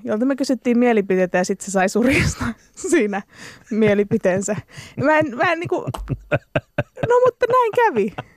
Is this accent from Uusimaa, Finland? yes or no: yes; Espoo, Uusimaa, Finland; mähän on niinku Espoon getosta, niin. eli Laaksolahdesta.